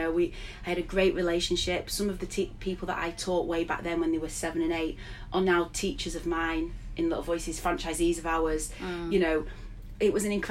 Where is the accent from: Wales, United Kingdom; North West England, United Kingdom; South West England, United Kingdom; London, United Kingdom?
North West England, United Kingdom; Blackburn; moved away as an adult; also born or lived in Sheffield / Glasgow / Yorkshire; I'd moved back to Blackburn, my hometown, having spent years in Sheffield and Glasgow and Yorkshire